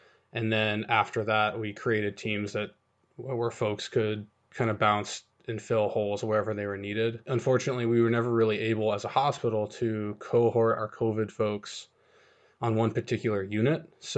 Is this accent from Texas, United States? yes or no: no; Colorado, United States; moved away as an adult; now in Ann Arbor, United States; I'm actually not from Michigan. I'm a native of Colorado, and I've been living here about just shy of 4 years.